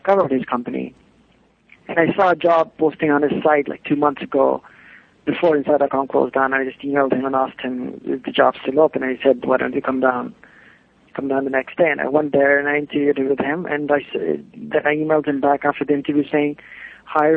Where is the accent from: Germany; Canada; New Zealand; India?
India; moved away as an adult; also born or lived in Bloomington, Indiana / New York / London; now in Los Angeles, United States; I moved from India to U.S.